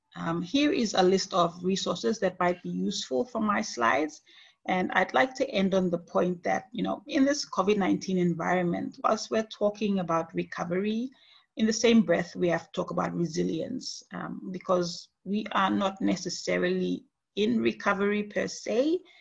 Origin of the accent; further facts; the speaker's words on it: Papua New Guinea; moved away as an adult; now in Nara, Japan; in my home country of Papua New Guinea